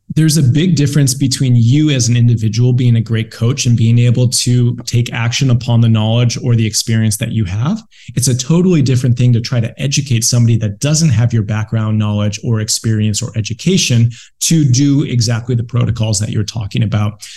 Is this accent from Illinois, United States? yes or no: no; Buffalo, New York, United States; moved away as an adult; also born or lived in San Diego, California; I ended up moving from Buffalo, New York, my hometown, where I spent my first 24 years on this earth, out to San Diego, California.